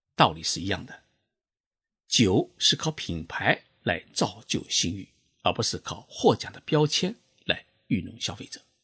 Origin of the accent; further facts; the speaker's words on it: China; now in Japan; 我们中国人